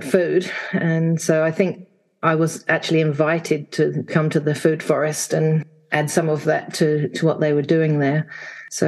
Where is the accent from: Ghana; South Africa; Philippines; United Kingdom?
United Kingdom; England; now in Wanaka, New Zealand; I'm actually from England, from the UK. I grew up there in a village in the 60s